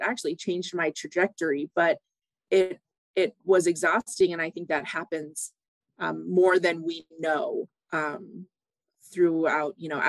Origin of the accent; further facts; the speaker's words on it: California, United States; also born or lived in Barrow; I grew up partially in Northern California. That's where my mom is from.